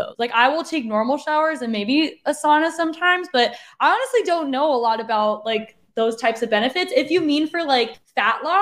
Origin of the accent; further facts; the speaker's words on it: Arizona, United States; I'm from Arizona, so I know the hot, hot weather.